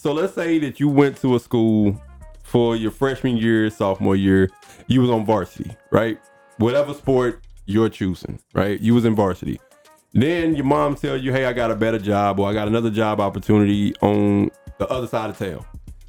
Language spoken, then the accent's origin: English; Fort Worth, Texas, United States; I'm from Fort Worth.